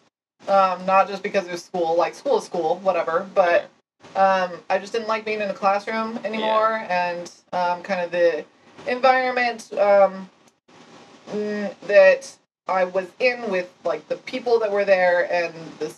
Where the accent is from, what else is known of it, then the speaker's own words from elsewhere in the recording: Albuquerque, New Mexico, United States; now in Lynchburg, United States; I grew up in the Rockies. The Rockies kind of pitter out in New Mexico. So Albuquerque's at the base of a mountain